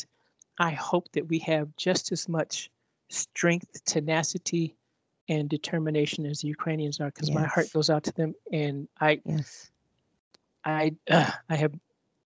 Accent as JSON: {"language": "English", "country": "United States", "said": "I'm an American"}